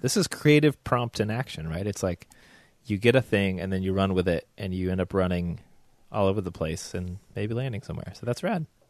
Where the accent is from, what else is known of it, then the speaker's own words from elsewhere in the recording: the South, United States; accent: southern; my growing up in the South